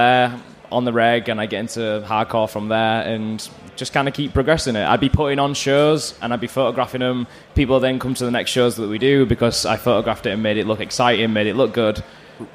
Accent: Bradford, Yorkshire and the Humber, United Kingdom; So I'm from Bradford.

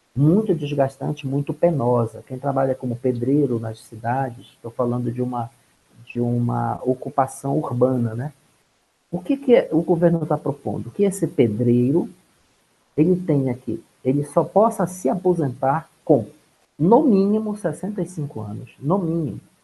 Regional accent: Pará, Brazil; moved away as an adult; now in Brasília, Brazil; eu sou paraense

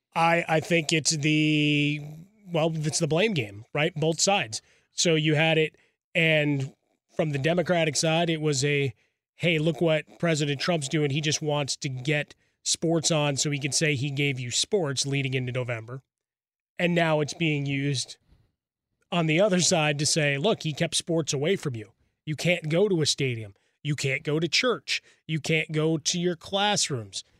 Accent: Chicago, Illinois, United States; now in Los Angeles, United States; I grew up in Chicago

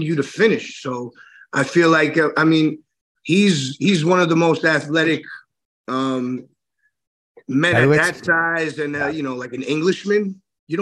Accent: New York City, New York, United States; I grew up in Flushing, which is real close to Jamaica in Hollis

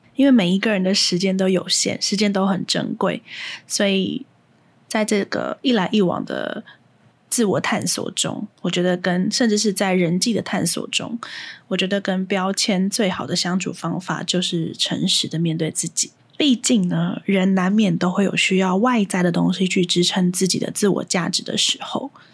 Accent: Hsinchu, Taiwan; also born or lived in Taipei; 我是新竹人，然后每天，就是小学一到六年级每天都是新竹、台北通勤

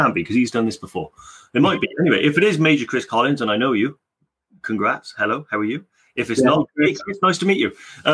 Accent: Welsh, Wales, United Kingdom; being Welsh

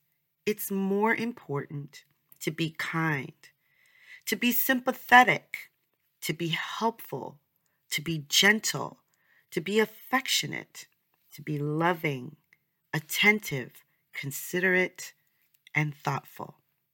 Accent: New York, United States; I'm from New York, shout out to New Yorkers, I love New York

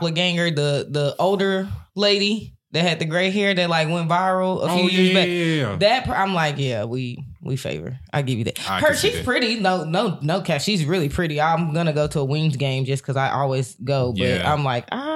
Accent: Texas, United States; I was like, Texas. She was like, I could tell. I could just hear. I was like, you can hear the accent

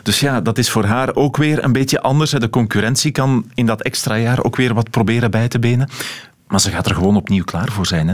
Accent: Belgium

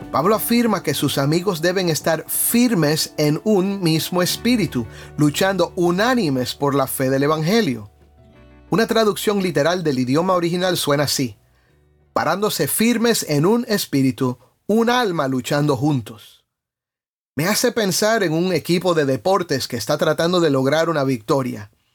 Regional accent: Cuba

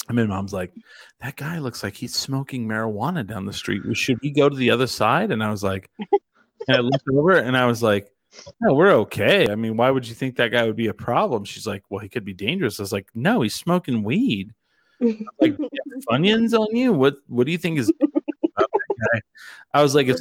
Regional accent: Eastern New Mexico, United States; I'm from Eastern New Mexico

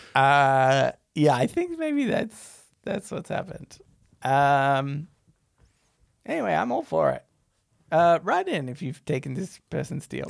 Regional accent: Australia

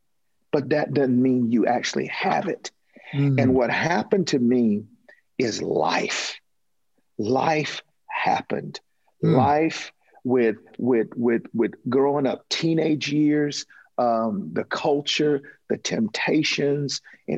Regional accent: Toccoa, Georgia, United States; Toccoa, Georgia, to be exact. A little small town in northeast

